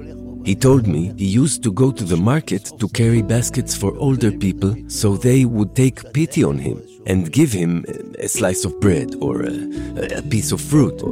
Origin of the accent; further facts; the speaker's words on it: Israel; also born or lived in United States; I was born in the United States on January 1st, 1932. We came back to pre-state Israel when I was 3, and we've been here ever since.